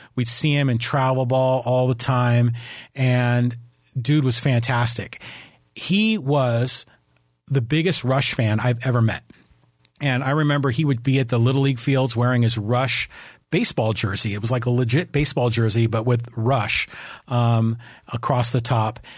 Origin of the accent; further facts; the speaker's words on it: San Francisco, California, United States; I grew up in San Francisco